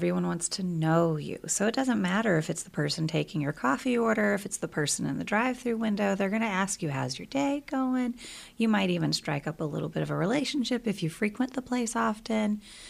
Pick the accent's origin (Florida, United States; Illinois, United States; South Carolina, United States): South Carolina, United States; moved away; We are both originally from South Carolina. He has a much stronger accent than mine. I grew up in the city. He grew up in the country, so we always joke. But yes, he and I both moved here.